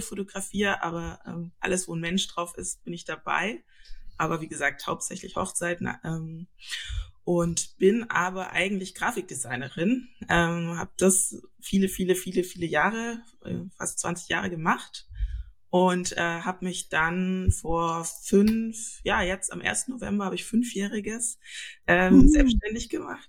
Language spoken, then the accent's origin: German; Stuttgart, Baden-Württemberg, Germany; moved away as an adult; now in Lübeck, Germany; Ich komme eigentlich aus Süddeutschland, aus Stuttgart und äh, genau, bin da aufgewachsen, geboren und so weiter